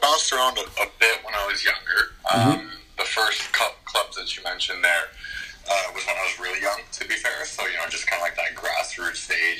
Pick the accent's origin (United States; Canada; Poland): Canada; Calgary, Alberta; Born and raised in Calgary, Alberta